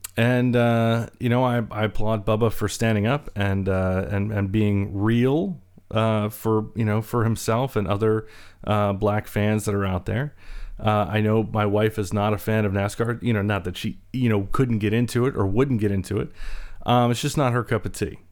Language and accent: English; North Carolina, United States; also born or lived in Baltimore, Maryland; I was born in Baltimore, uh, raised primarily in the South, in North Carolina